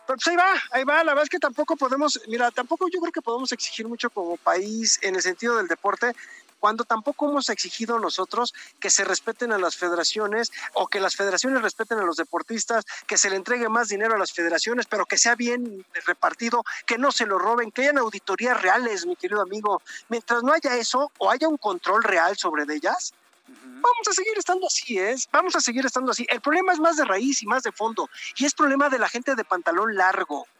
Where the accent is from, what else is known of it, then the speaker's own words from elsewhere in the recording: Mexico; por ser mexicanos